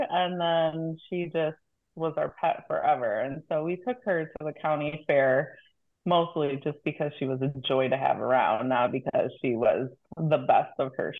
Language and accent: English; Wisconsin, United States; moved away as an adult; also born or lived in Salinas, California; now in Northern California, United States; I grew up in Wisconsin and after college joined AmeriCorps, and that's how I got to California.